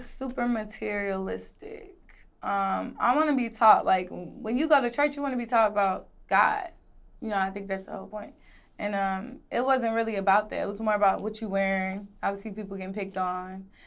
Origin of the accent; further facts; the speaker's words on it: Atlanta, Georgia, United States; also born or lived in Decatur, Illinois / Miami, Florida; I was raised in Atlanta, Georgia.